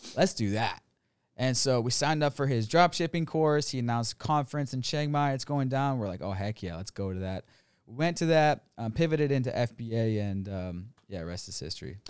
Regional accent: United States; moved away as an adult; now in Thailand; America, went to college, corporate job

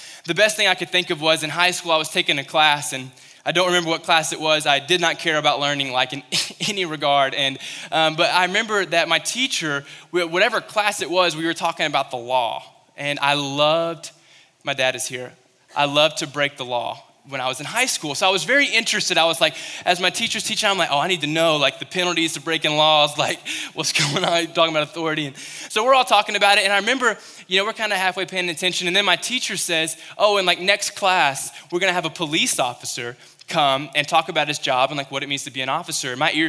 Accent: Kentucky, United States; I remember when I was in Western Kentucky, I came from Kentucky

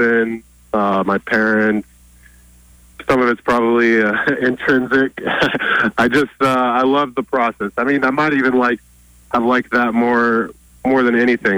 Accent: Oregon, United States; every kid growing up in Oregon

